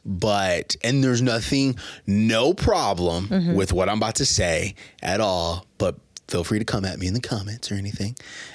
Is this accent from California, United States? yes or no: no; Omaha, Nebraska, United States; also born or lived in Louisiana; I grew up so when I moved from Louisiana, I moved to North Omaha, then I moved to South Omaha, and that's pretty much where like most of my, I would consider most of my life like was super impacted.